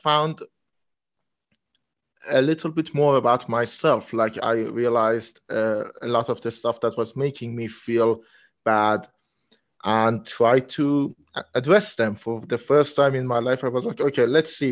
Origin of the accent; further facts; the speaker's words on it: Iran; English is a second language; I'm from Iran